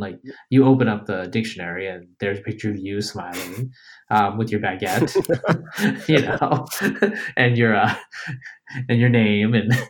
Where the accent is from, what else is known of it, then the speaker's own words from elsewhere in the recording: New York, United States; also born or lived in Bangladesh / West Coast; now in Texas, United States; I was born in Bangladesh, raised in upstate New York, grew up on the West Coast, live in Texas, fly fairly frequently